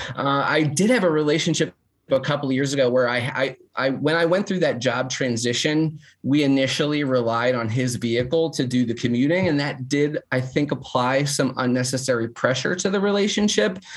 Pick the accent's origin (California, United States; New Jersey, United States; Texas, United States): New Jersey, United States; now in Nashville, United States; I'm also from North Jersey